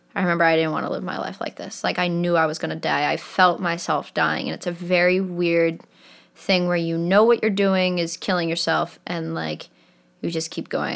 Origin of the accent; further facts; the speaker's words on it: Manchester, New Hampshire, United States; So I grew up in Manchester, New Hampshire